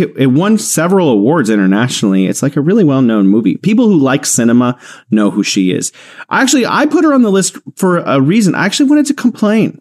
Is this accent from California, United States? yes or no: yes; California, United States; moved away as an adult; now in Wuhan, China; I am from California. I'm living here in China, in beautiful Wuhan